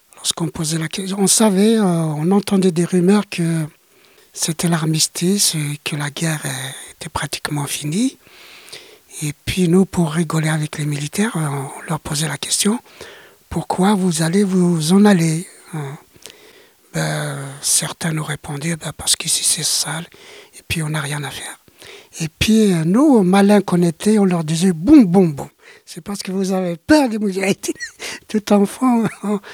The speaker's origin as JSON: {"language": "French", "region": "Greater Kabylie", "country": "Algeria", "tie": "born or raised there", "second_language": "French", "moved": "as an adult", "lives_now": "France", "said": "je suis originaire de la Grande Kabylie"}